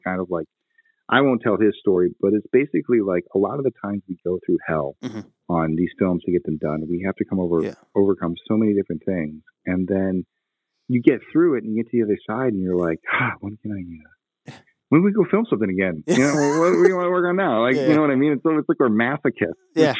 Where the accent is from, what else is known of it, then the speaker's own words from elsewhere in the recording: New England, United States; I'll talk. You want to talk crap? Like, I'm from New England.